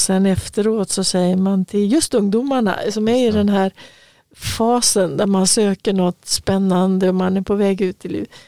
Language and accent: Swedish; Örebro, Örebro County, Sweden; moved away as an adult; also born or lived in Stockholm / Östergötland; När jag flyttade ifrån Örebro då och hade tagit studenten